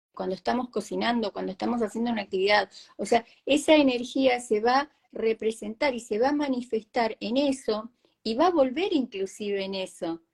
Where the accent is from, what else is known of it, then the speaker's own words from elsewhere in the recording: Argentina; los argentinos somos creativos